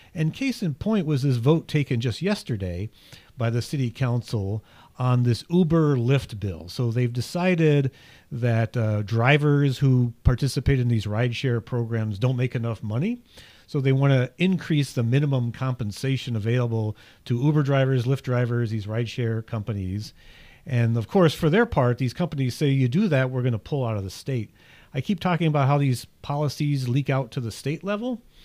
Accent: south of Richmond, Virginia, United States; moved away; It's about forty-five, fifty miles east of where I grew up in the Commonwealth.

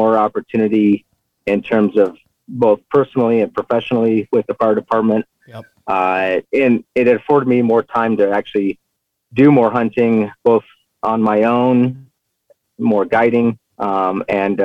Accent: Southern Arizona, United States; I'm an Arizona native. I grew up here in Arizona, Southern Arizona.

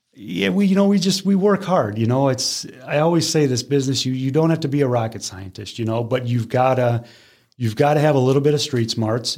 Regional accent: Parma, Ohio, United States; now in Brecksville, United States; I grew up in uh, Parma, born and raised

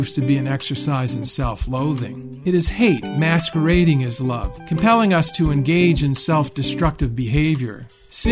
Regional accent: Rust Belt of the Midwest, United States; I was just a kid growing up in the Rust Belt of the Midwest

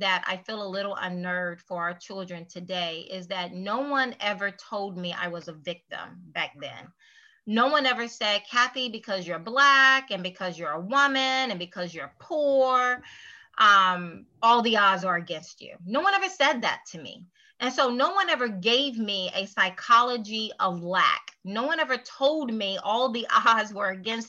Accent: United States; I'm an American

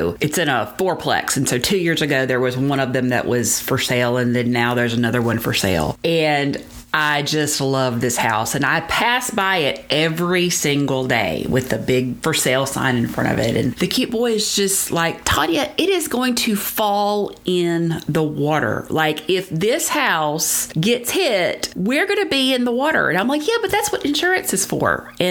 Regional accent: Louisiana, United States; moved away as an adult; also born or lived in Mississippi; now in Florida, United States; Growing up in Louisiana, then going to college down the Gulf Coast in Mississippi, and now living right across from the water down here in Florida.

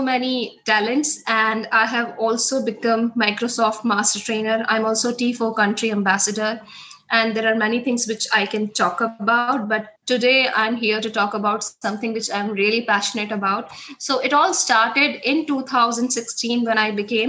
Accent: India; moved away as an adult; now in Bangladesh; I'm an Indian by nationality, currently located in Bangladesh

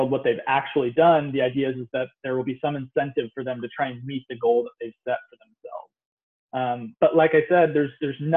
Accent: United States; my home country, the United States

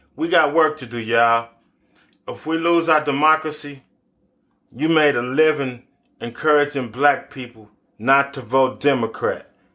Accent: United States; as an American

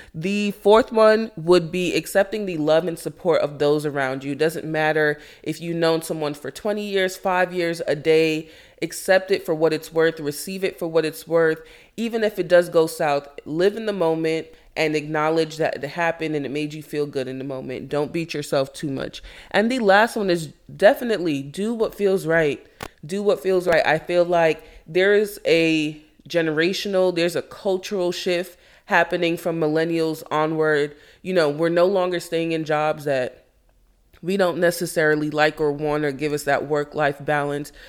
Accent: Jamaica; I am Jamaican

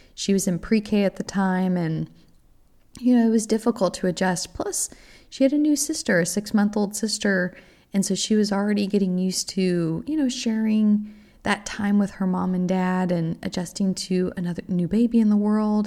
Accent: Texas, United States; moved away as an adult; also born or lived in Oklahoma; I am originally from Texas

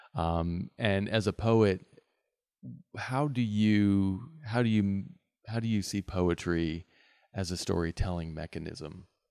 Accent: West Virginia, United States; being a native West Virginian

